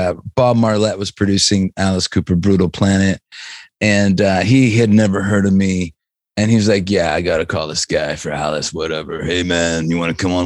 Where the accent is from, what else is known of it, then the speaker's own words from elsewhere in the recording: Canada; we're from Canada